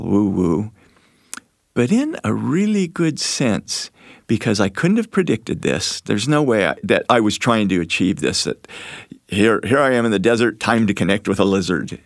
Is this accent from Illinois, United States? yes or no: no; Moab, Utah, United States; I grew up in Moab